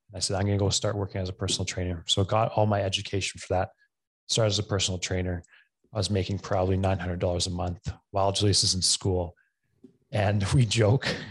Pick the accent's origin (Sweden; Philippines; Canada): Canada; Camrose, Alberta; also born or lived in Edmonton; Camrose, which is my hometown I grew up